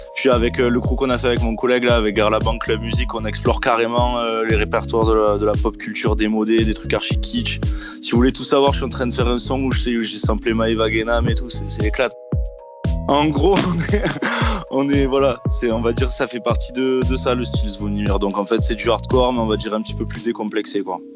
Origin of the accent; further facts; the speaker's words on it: Marseille, Provence-Alpes-Côte d'Azur, France; now in Toulouse, France; je suis marseillais hein, à la base. Je suis de Marseille, mais je vis à Toulouse maintenant